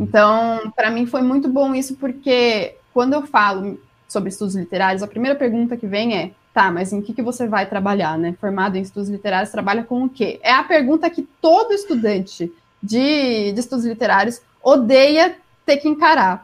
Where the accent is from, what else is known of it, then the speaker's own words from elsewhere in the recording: Jundiaí, São Paulo, Brazil; accent: paulistano; moved away as an adult; Sou de Jundiaí, interior de São Paulo